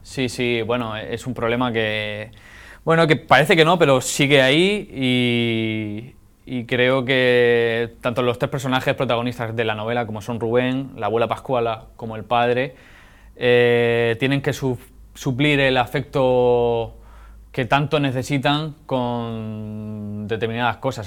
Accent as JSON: {"language": "Spanish", "town": "Alhama de Murcia", "region": "Region of Murcia", "country": "Spain", "tie": "born or raised there", "said": "la gente que he conocido, con la que me he criado, porque la novela se desarrolla en mi pueblo, en Alama de Murcia, en la huerta murciana"}